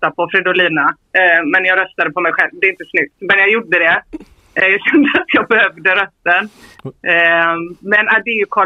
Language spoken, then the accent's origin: Swedish; Rolfstorp, Halland County, Sweden; jag är från Rolfstorp